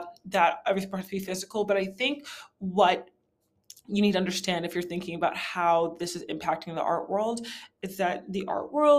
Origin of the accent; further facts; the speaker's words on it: New York, United States; I'm from New York